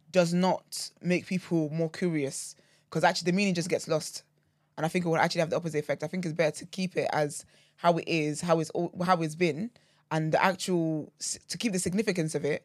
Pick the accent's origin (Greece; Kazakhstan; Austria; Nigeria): Nigeria; moved away; growing up in Nigeria, right, um, so my granddad was Muslim